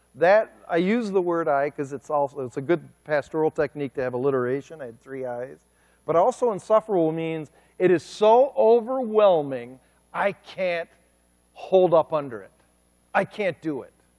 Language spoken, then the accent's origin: English; Cleveland, Ohio, United States; moved away as an adult; now in Kent City, United States; I'm from Cleveland, Ohio.